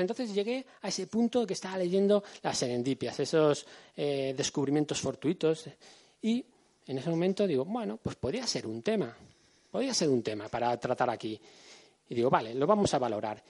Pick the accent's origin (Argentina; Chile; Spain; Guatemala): Spain; Madrid, Community of Madrid; somos gente de aquí, somos gente del Pardo